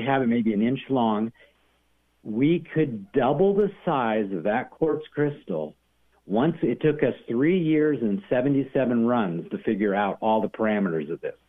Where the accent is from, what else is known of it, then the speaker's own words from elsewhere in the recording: Arizona, United States; moved away; I'm from Arizona originally